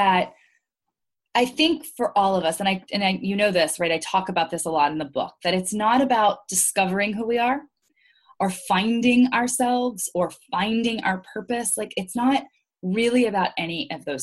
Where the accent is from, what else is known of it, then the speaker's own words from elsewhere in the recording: Louisiana, United States; moved away as an adult; also born or lived in Maryland, United States / New York, United States; grew up in Louisiana. I am mostly Lebanese. I grew up with a Lebanese family.